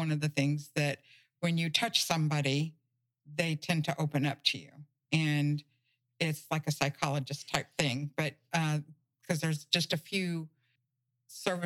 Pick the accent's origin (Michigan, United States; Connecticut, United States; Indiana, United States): Indiana, United States; Indianapolis; now in Matlacha, United States; I'm from Indianapolis, Indiana, and I met Larry when I was 16